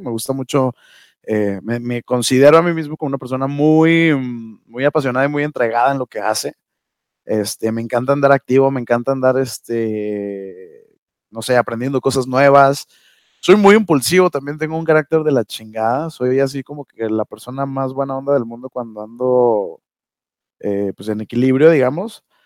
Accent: Durango, Mexico; now in Ciudad Juárez, Mexico; Soy duranguense

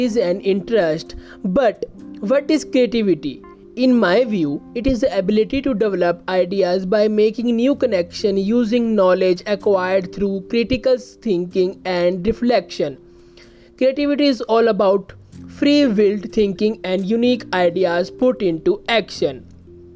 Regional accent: India; I am from India

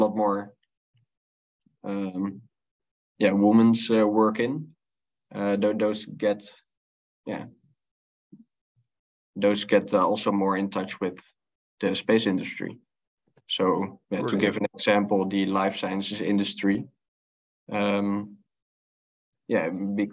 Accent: Netherlands; I grew up in the Netherlands in Europe

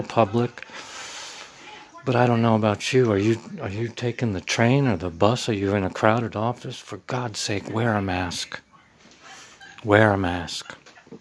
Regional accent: United States; I'm a voice from the heartland, raised in Middletown, America

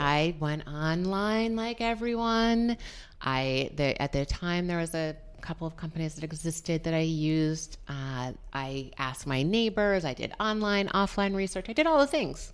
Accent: New London, Connecticut, United States; also born or lived in New York; I grew up in New London, Connecticut

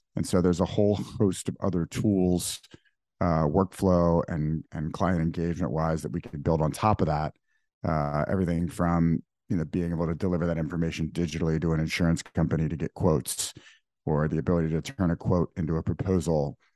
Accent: New Orleans, Louisiana, United States; moved away as an adult; also born or lived in Dubai; now in New York, United States; I grew up in New Orleans. Um, was born in Dubai, moved to New Orleans at age three, lived there for fifteen years through, through high school

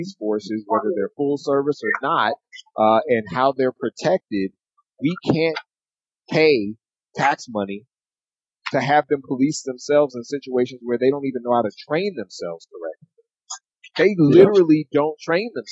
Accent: Oakland, California, United States; Growing up in Oakland

